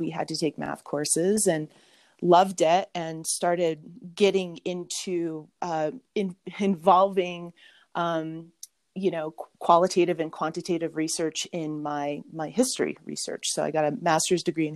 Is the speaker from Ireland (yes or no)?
no; Mammoth Lakes, California, United States; in my hometown of Mammoth Lakes, California